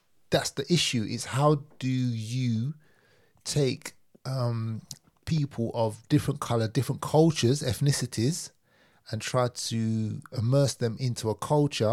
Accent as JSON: {"language": "English", "region": "London", "country": "United Kingdom", "tie": "born or raised there", "said": "I grew up in Hackney, you know, and Stoke Newton Police Station was up the road"}